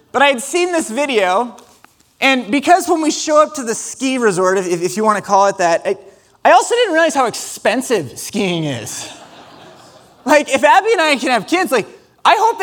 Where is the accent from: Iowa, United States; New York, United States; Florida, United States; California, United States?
Iowa, United States; Ames; we're from Ames, Iowa